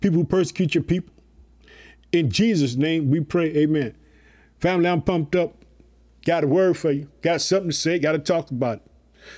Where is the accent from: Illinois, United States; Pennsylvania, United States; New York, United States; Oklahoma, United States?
Illinois, United States; born or raised there